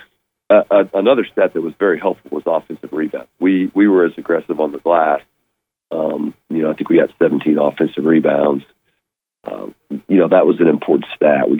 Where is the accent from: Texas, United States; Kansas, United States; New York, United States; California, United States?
Kansas, United States; moved away; my days growing up in Kansas